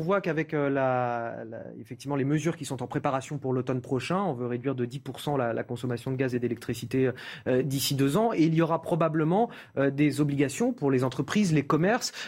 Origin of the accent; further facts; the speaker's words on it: Paris, Île-de-France, France; en tant que Parisien